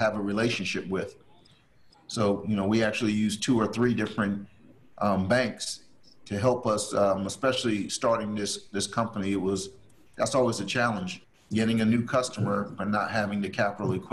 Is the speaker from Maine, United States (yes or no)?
no; New Jersey, United States; now in North Carolina, United States; I'm actually originally from New Jersey, and I never thought I'd be in North Carolina, but now, so I've been here almost 30 years now.